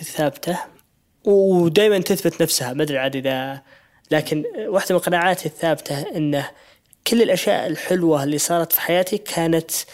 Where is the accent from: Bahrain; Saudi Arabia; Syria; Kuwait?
Saudi Arabia; إحنا كمجتمع سعودي